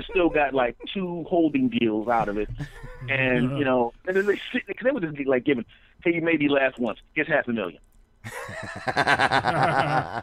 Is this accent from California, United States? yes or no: no; Philadelphia, Pennsylvania, United States; moved away as an adult; also born or lived in Los Angeles; I'm from Philadelphia originally.